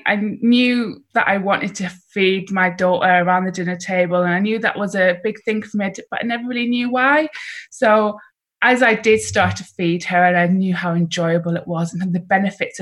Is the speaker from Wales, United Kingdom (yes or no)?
no; Hexham, North East England, United Kingdom; I grew up in Hexham, so it's in the middle of A69.